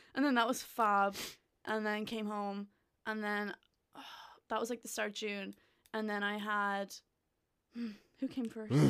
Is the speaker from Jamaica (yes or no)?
no; Gorey, Ireland; moved away as an adult; lived in my hometown